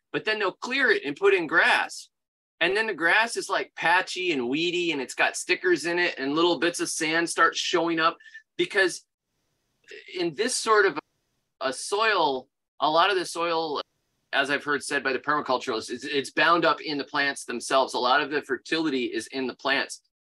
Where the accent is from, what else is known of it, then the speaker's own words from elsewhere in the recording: Florida, United States; moved away as an adult; now in Alabama, United States; I grew up in Florida. I'm a native Floridian